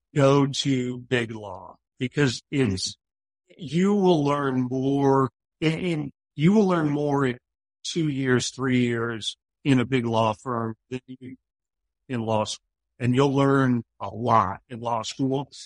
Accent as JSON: {"language": "English", "town": "Poway", "region": "California", "country": "United States", "tie": "born or raised there", "said": "I grew up in Poway, California, which is uh, in North County, San Diego"}